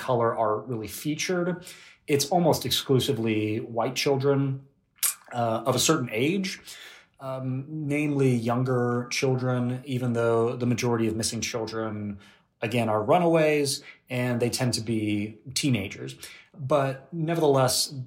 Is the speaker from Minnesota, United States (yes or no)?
no; Houston, Texas, United States; Houston, my hometown